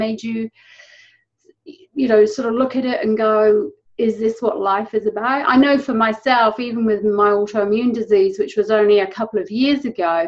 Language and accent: English; England, United Kingdom; moved away as an adult; now in New Zealand; I'm not originally a Kiwi. I'm originally from England. And I've lived in New Zealand for 11 years now.